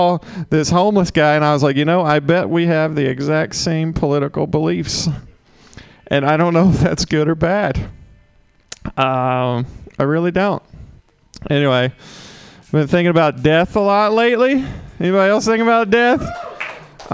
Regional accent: Mississippi, United States; I'm from Mississippi, in case you can't tell from this sexy accent

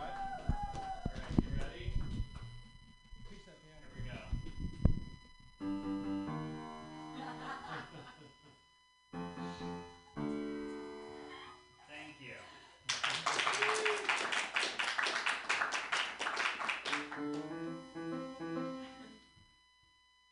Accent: Vermont, United States; I'm from Vermont

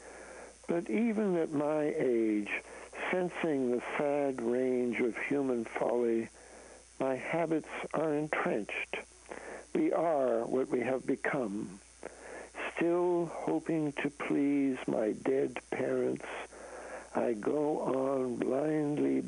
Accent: Canada; now in United States; I'm a Canadian, so I come from north of the border

